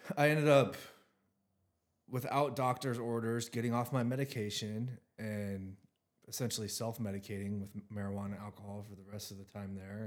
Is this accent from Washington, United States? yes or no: yes; Richland, Washington, United States; I'm from the Tri-Cities. I live, I grew up in Richland, Washington